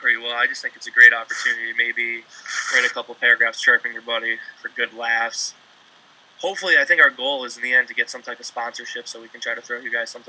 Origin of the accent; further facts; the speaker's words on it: Minnesota, United States; So I'm originally from Minnesota.